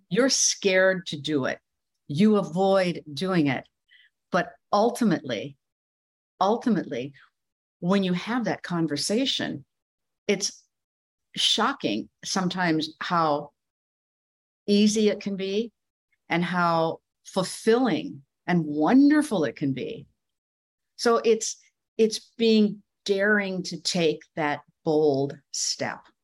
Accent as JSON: {"language": "English", "region": "Midwest", "country": "United States", "tie": "born or raised there", "also_born_or_lived": "Iowa / New York City", "moved": "as an adult", "said": "I grew up in the Midwest"}